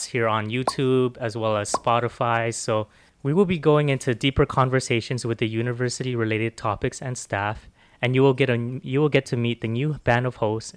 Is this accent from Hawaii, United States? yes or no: yes; Hawaii, United States; moved away; born and raised in on the islands of Hawaii